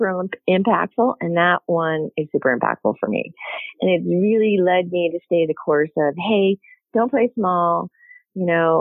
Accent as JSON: {"language": "English", "area": "near Pittsburgh", "region": "Pennsylvania", "country": "United States", "tie": "born or raised there", "said": "I grew up near Pittsburgh"}